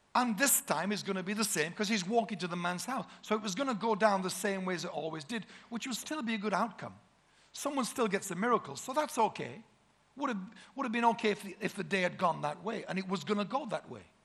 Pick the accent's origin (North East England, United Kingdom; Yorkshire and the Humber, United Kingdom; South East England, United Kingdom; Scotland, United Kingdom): Yorkshire and the Humber, United Kingdom; We're from Yorkshire, the Shire